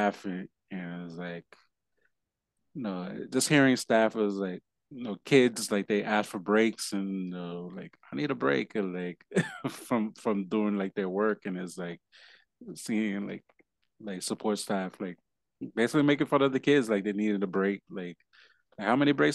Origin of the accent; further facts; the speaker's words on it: Puerto Rico; also born or lived in New York; now in Delaware, United States; me being Puerto Rican